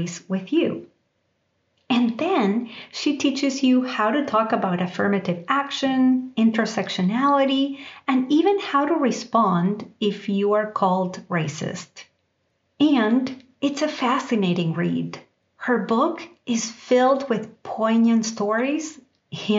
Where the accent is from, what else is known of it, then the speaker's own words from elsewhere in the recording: Argentina; now in United States; growing up in Argentina, I didn't have to think about race. And even as I moved to the United States